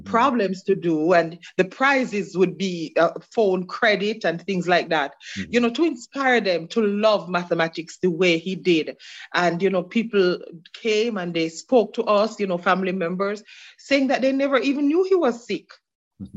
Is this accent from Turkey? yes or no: no; Osborne Store, Clarendon, Jamaica; moved away as an adult; now in Queens, United States; I'm from the community of Osborne Store in Clarendon